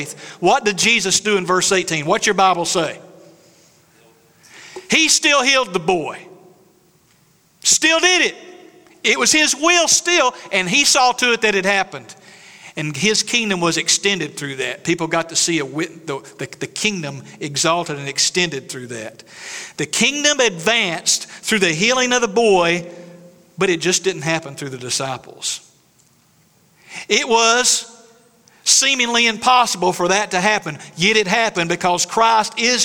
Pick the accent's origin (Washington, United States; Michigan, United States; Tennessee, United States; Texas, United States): Tennessee, United States; East; moved away; I'm from East Tennessee. We got mountains.